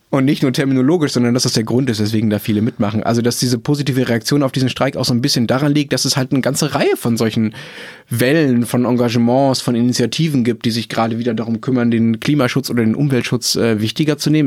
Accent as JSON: {"language": "German", "town": "Dortmund", "region": "North Rhine-Westphalia", "country": "Germany", "tie": "born or raised there", "said": "in Dortmund, äh, wo ich aufgewachsen bin"}